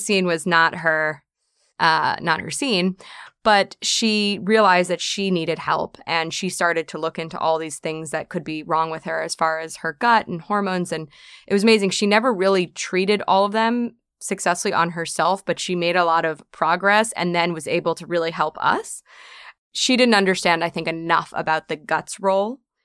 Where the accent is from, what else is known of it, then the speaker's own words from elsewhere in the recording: New York City, New York, United States; born and raised on the island of Manhattan